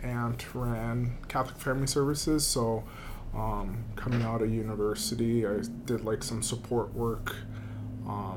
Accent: Toronto, Ontario, Canada; moved away as an adult; also born or lived in Mississauga, Ontario / Brampton, Ontario; now in North Battleford, Canada; I was born and raised in Toronto, Ontario. But born and raised in Toronto, but most of my, I guess, adolescent teenage years, it was Mississauga and Brampton, which are suburbs of Toronto.

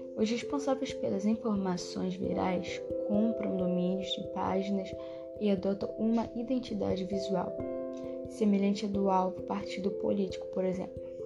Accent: Rio de Janeiro, Brazil; sou de Vila Paciência, Santa Cruz

